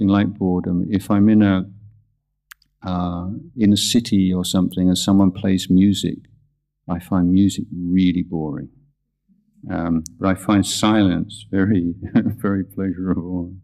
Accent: England, United Kingdom; now in Thailand; growing up in England

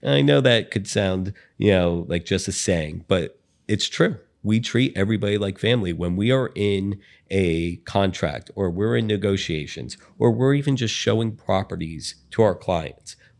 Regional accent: Bay Harbor Islands, Florida, United States; Amber and I both grew up in South Florida.

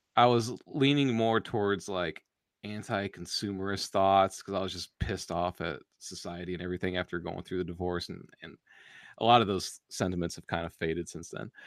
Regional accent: United States; us Americans

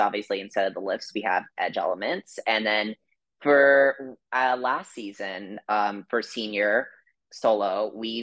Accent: Florida, United States; also born or lived in New Jersey; I'm actually originally from Jersey as well, but my family and I, we moved down to Florida around when I was about 8 or 9

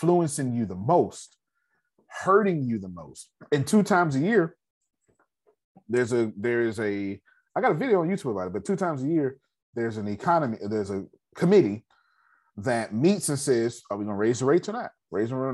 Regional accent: United States; I'm American.

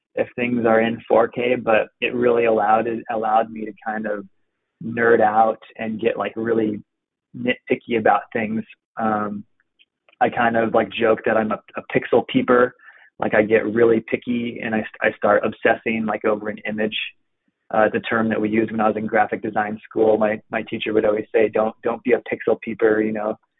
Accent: Pacific Northwest, Oregon, United States; pretty much born and raised in the Pacific Northwest

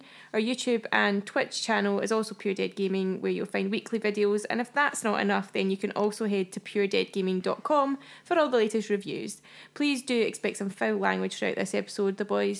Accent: Scotland, United Kingdom; we are three Scottish gamers

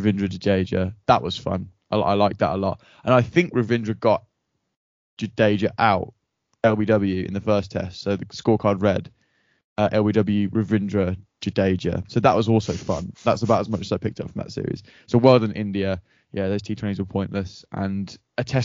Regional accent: England, United Kingdom; we're English.

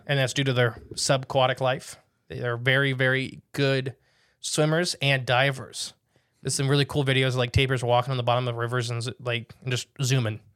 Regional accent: United States; I'm an American

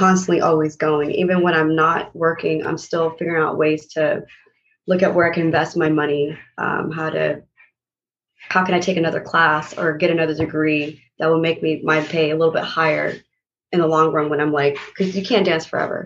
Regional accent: El Paso, Texas, United States; moved away as an adult; also born or lived in Lubbock, Texas / New York City; now in Atlanta, United States; while in Texas, my hometown, El Paso

